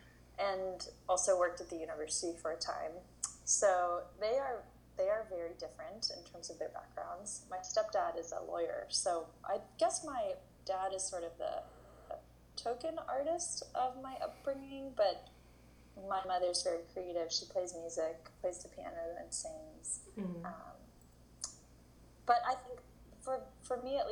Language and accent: English; Berkeley, California, United States; also born or lived in New York City; I grew up in Berkeley, California